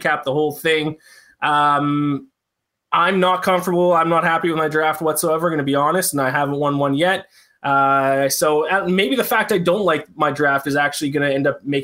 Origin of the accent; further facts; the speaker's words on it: Canada; I'm Canadian